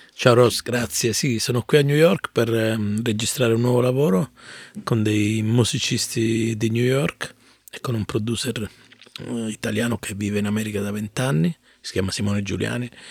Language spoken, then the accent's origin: Italian; Mirto, Calabria, Italy; accent: Calabrian; first language Calabrian; moved away; also born or lived in Bologna; io vengo da un paese che è molto vicino a Ciro, si chiama Mirto il mio paese